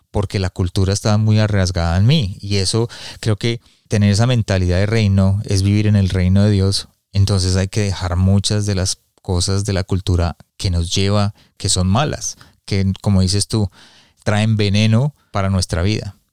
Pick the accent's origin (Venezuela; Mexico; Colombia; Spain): Colombia; also born or lived in United States; yo estuve, crecí en Estados Unidos pero crecí en Colombia también y, y, la cultura de Colombia, de, los colombianos son muy machistas